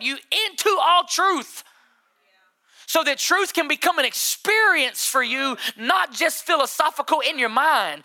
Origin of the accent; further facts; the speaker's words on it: United States; I'm American. I'm so American